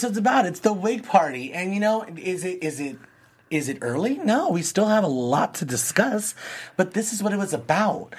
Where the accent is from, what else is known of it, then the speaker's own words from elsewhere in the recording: Los Angeles, California, United States; someone that's from California, like me, LA, we grew up right here by the ocean